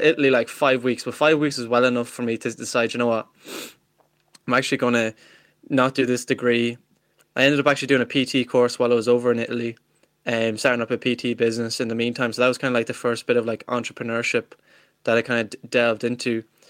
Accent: Ireland; I'm Irish myself. I'm not like some of these Americans, you know, pretend to be Irish with their great, great, great grannies, but, um, yeah, I'm from, I'm from Ireland myself

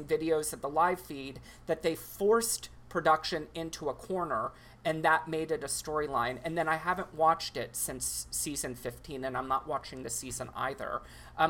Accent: Texas, United States; I grew up in Texas

